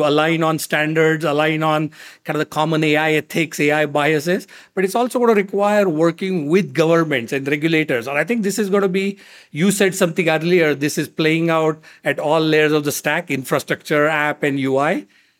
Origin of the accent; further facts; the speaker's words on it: India; moved away as an adult; now in United States; I was obviously very fortunate growing up in India, as you can imagine, access to technology